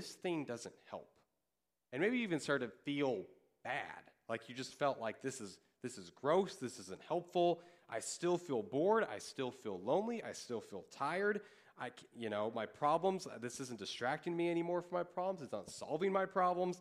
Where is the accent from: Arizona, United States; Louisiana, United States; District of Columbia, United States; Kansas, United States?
Kansas, United States; I grew up in Kansas.